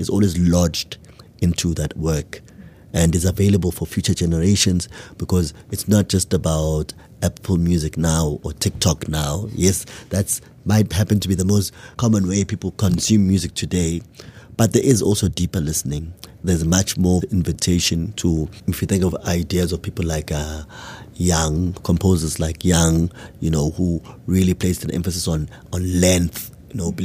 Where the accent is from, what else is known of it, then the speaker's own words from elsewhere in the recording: Matateni, KwaZulu-Natal, South Africa; in the environment I grew up in Matateni, in KwaZulu-Natal